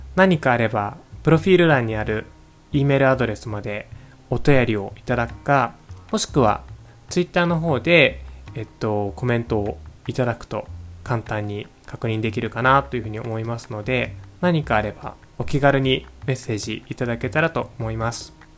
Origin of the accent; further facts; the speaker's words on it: Japan; first language Japanese; moved away as an adult; also born or lived in Singapore; 僕も母語の日本語